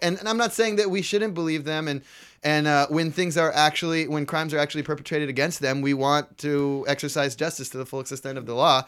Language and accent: English; Bay Area, California, United States; growing up in the Bay Area